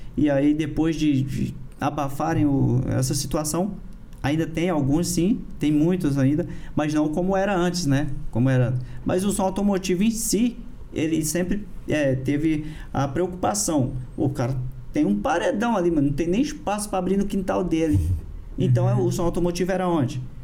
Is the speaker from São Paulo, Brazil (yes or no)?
no; Brasília, Federal District, Brazil; also born or lived in Parauapebas, Pará; lá em Brasília que eu fui que eu fui criado